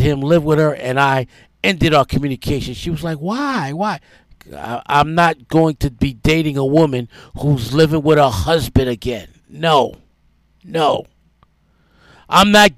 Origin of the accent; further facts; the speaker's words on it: New York City, New York, United States; moved away as an adult; also born or lived in New Orleans; I'm a New Yorker. I'm from New York.